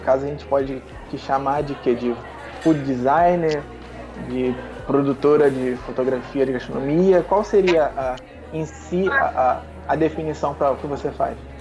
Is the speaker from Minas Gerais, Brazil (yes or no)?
no; Rio de Janeiro, Brazil; eu sou do Rio de Janeiro